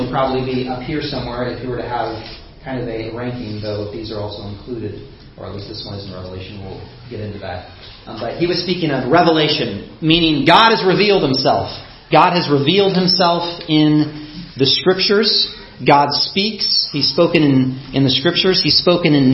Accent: United States; My upbringing, my race, being an American

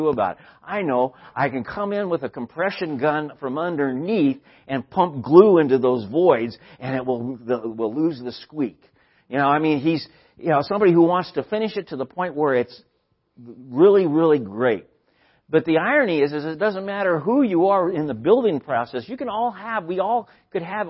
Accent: San Luis Obispo, California, United States; where I grew up in San Luis Obispo in 1969

